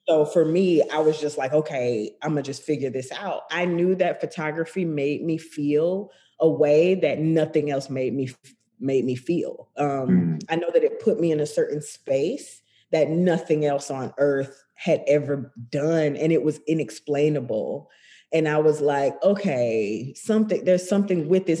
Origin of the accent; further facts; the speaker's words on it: Macon, Georgia, United States; I grew up in Macon, Georgia